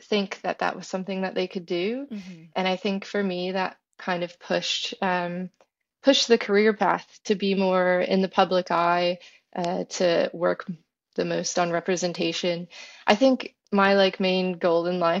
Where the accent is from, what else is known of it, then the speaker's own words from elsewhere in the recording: Florida, United States; I'm from Florida